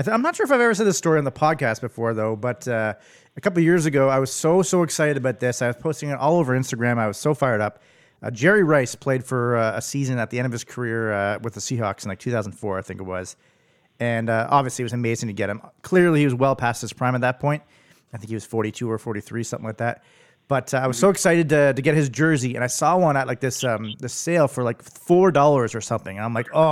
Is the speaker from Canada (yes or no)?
yes; near Ottawa, Ontario, Canada; moved away; back home where I grew up near Ottawa